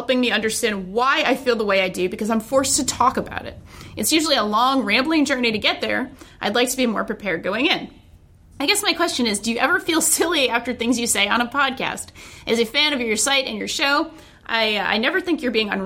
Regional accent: Rhode Island, United States; my home state of Rhode Island

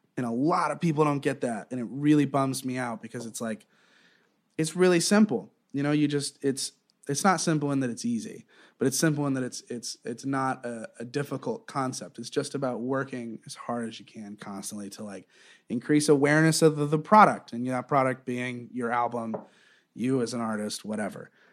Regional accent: Southwest Florida, United States; also born or lived in Eugene, Oregon / Wilmington, North Carolina; I kinda grew up in, in Southwest Florida

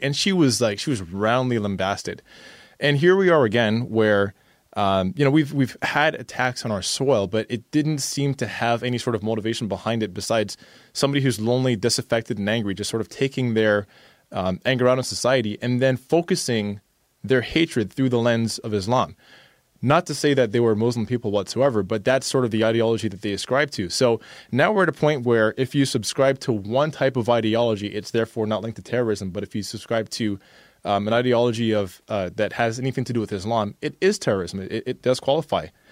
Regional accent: Canada; somebody who is born in Canada and is a person of color

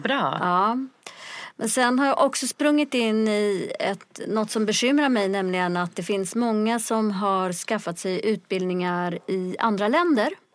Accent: Sweden; also born or lived in Ethiopia / Stockholm; jag är själv adopterad från Etiopien. Kom till Sverige som liten bebis 1971

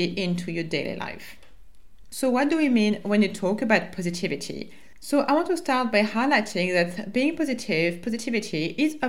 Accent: France; accent: French; English is a second language; my French accent

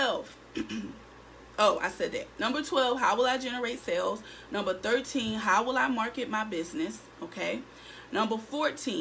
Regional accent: Philadelphia, Pennsylvania, United States; I'm in Philadelphia. I'm in my hometown.

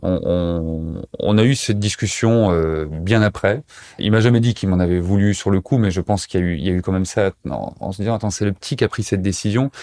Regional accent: Montbéliard, Bourgogne-Franche-Comté, France; moved away as an adult; now in Pantin, France; Je suis originaire euh, de Montbéliard, dans l'est de la France. Je sais pas si tu connais, mais voilà, c'est près de près de Besançon, près de Belfort. J'y ai passé euh, jusqu'à ma majorité

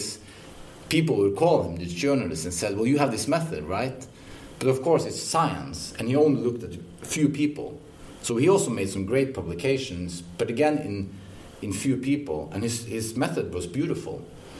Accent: Odense, Southern Denmark, Denmark; Well, I'm from Odense.

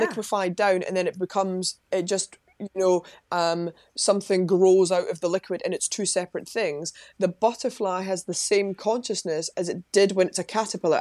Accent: Livingston, Scotland, United Kingdom; I'm from Livingston in West Lothian, just outside Edinburgh.

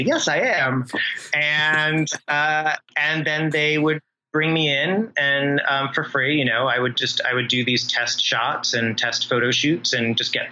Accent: Rhode Island, United States; I grew up in Rhode Island

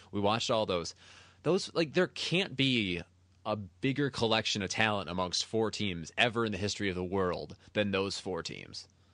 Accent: United States; I'm, I'm American. I'm not Japanese

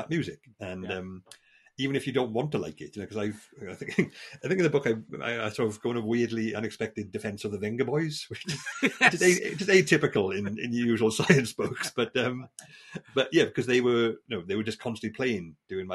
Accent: South Wales valleys, United Kingdom; moved away; I'm from the South Wales valleys, where my father was a landlord of a pub, you know, grew up in that sort of environment

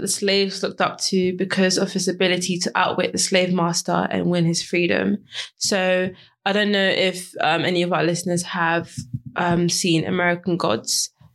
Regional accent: Ghana; being Ghanaian, all I've heard is Anansi stories

